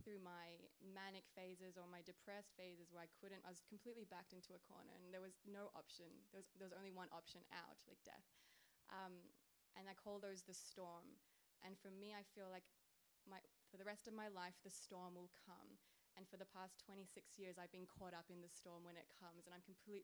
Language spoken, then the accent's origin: English; Australia; I'm from Australia, the land down under.